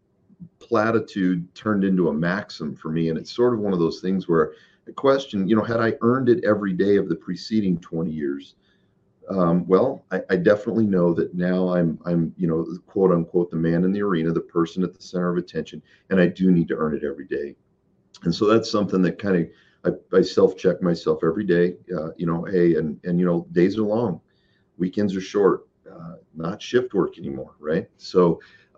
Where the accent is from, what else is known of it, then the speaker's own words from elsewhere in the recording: Boise, Idaho, United States; moved away; also born or lived in Tucson, Arizona; home for me, and home is Idaho. I was born in Boise.